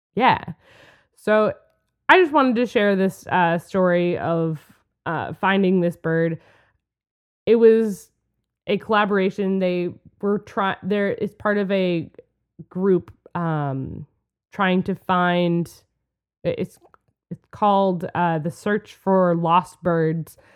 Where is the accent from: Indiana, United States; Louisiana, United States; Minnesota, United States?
Minnesota, United States; We're from Minnesota. We're in Minnesota